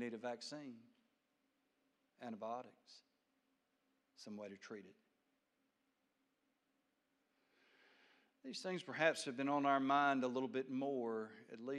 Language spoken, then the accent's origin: English; United States; I'm an American